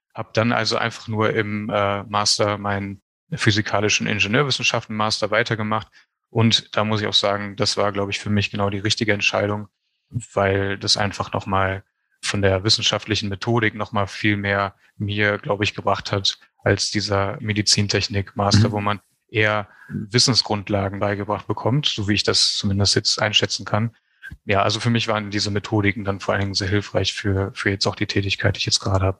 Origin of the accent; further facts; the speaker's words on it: Neuss, North Rhine-Westphalia, Germany; moved away as an adult; now in Berlin, Germany; ich bin in Neuss geboren und groß geworden. Das ist in der Nähe von Düsseldorf